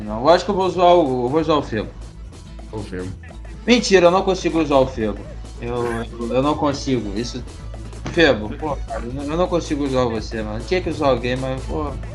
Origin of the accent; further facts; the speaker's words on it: Rio de Janeiro, Brazil; eu pelo menos que sou do Rio